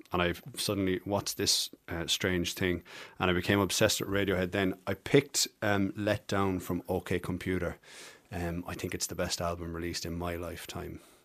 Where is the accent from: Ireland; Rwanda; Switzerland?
Ireland; Passage West, Munster; born or raised there; accent: Irish; also born or lived in Camberwell, London, England / Galway, Ireland / Cork, Ireland